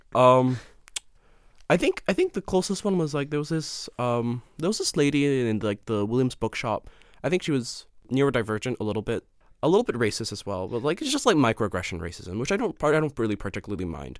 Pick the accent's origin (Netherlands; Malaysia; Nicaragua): Malaysia; Kuala Lumpur; moved away; I'm from, uh, Kuala Lumpur, which is the capital.